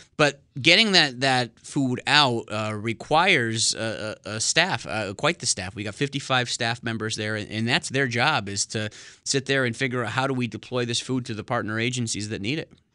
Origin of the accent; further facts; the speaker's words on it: New Britain, Connecticut, United States; also born or lived in West Hartford, Connecticut; I'm from, uh, central Connecticut, born and raised in New Britain.